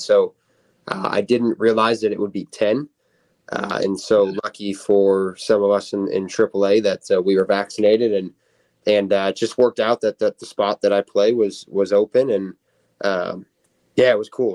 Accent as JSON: {"language": "English", "town": "Palos Park", "region": "Illinois", "country": "United States", "tie": "born or raised there", "said": "I grew up in Palos."}